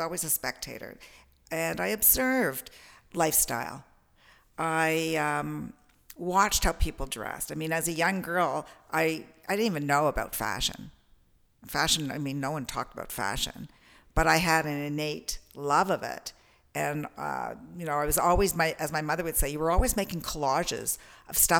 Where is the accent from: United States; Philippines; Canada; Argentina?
Canada; Toronto, Ontario; I'm a Torontonian, born in Toronto